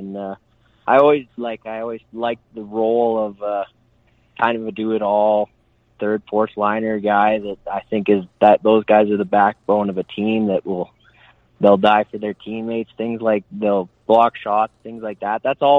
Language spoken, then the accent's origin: English; Okotoks, Alberta, Canada; also born or lived in Edmonton / Calgary; I was born in Edmonton, but probably played the most defining years of my hockey career. I bounced all around Alberta with my parents' work and things like that.